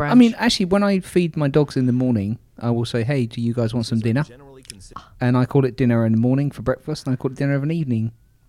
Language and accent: English; London, United Kingdom; moved away; I'm from London and proud of that fact.